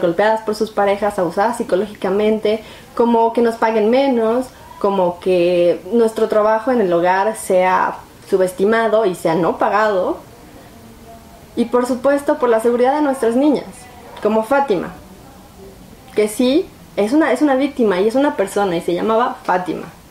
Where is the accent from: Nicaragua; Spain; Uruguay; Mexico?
Mexico; como mexicanos